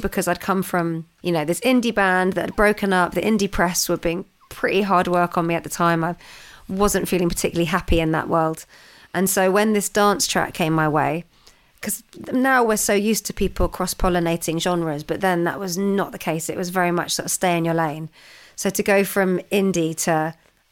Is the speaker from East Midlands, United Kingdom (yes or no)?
no; London, United Kingdom; I was growing up in London.